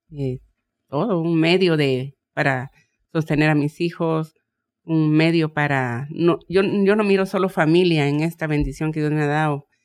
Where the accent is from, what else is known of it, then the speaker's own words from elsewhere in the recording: Guatemala; moved away; aterrizamos con, con todo lo que vendí allá en mi país, en Guatemala.